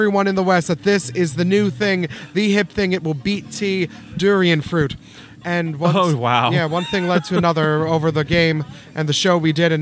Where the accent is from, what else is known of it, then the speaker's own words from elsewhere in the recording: Philippines; now in North Texas, United States; Two of the founding members, myself again included, were from the Philippines, where literally, hand to God, in my hometown in the Philippines, festivals for the durian.